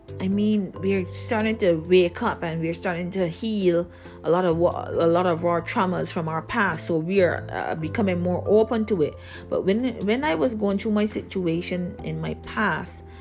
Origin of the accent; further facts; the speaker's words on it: Barbados; I grew up in Barbados